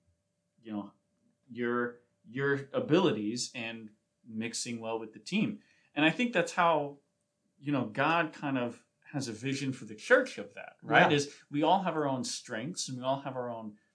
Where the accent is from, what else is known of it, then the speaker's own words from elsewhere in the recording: East Coast, United States; moved away; So I grew up on the East Coast.